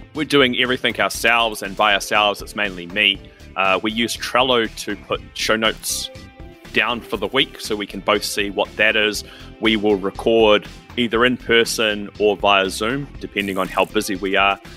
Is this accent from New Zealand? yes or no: yes; New Zealand; I'm from New Zealand